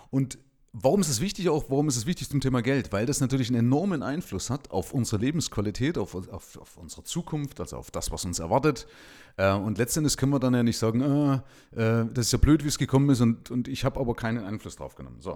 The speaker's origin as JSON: {"language": "German", "region": "eastern Germany", "country": "Germany", "said": "Ich bin allerdings wiederum links geprägt durch meine Vergangenheit in der DDR. Ja? Also ich komme ja aus dem Nahen Osten, ja? also aus den neuen Bundesländern."}